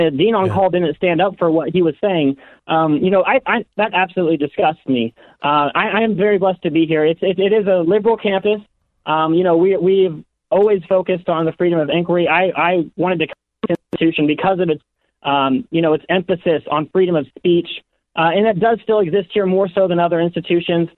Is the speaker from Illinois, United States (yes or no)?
yes; Southern Illinois, United States; moved away as an adult; now in Chicago, United States; I'm from Southern Illinois, actually. I'm a student here at the University of Chicago